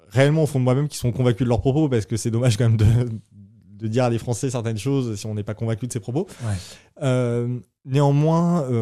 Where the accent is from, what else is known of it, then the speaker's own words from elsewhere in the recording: France; now in Israel; Euh, en Israël, on y vit en tant que Français très bien.